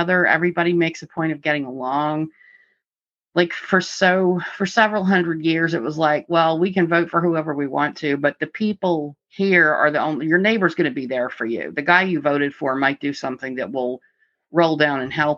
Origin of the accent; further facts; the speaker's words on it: Suffolk, Virginia, United States; moved away as an adult; also born or lived in Radford, Virginia / Galax, Virginia; I personally was born and raised in Eastern Virginia over in Suffolk